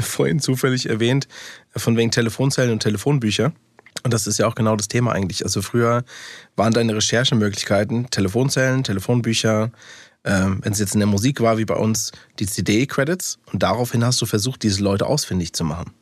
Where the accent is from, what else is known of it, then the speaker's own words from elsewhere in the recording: Taunus, Hesse, Germany; first language English; German is a second language; also born or lived in Frankfurt; tatsächlich bin ich in Frankfurt geboren, habe äh, aber nur die ersten, ich glaube, zwei, drei Jahre dann in Frankfurt gelebt. Und danach sind meine Eltern Richtung Taunus gezogen.